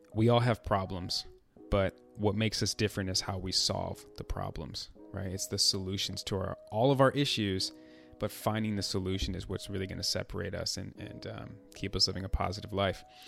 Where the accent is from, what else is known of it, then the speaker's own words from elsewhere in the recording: Chicago, Illinois, United States; I'm from Chicago